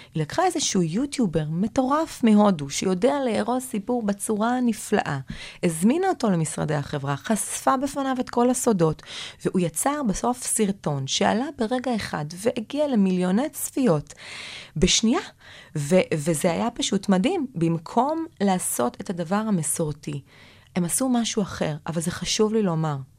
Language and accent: Hebrew; Kiryat Gat, Southern District, Israel; moved away as an adult; also born or lived in Tel Aviv; בתור ילדה גדלתי בקריית גת